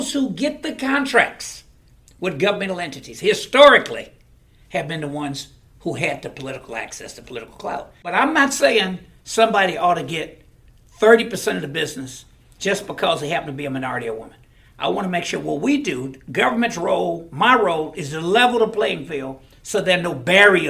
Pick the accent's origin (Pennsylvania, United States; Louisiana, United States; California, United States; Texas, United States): Texas, United States; Houston; I come from a household in Sunnyside